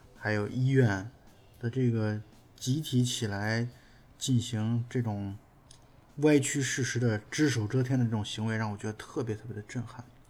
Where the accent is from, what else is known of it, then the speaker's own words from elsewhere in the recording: China; 我们中国人